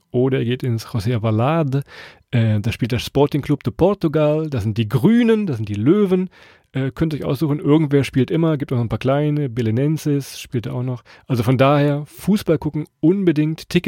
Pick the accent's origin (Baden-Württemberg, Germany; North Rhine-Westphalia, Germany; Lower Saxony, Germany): Lower Saxony, Germany; Hannover; bei uns in Hannover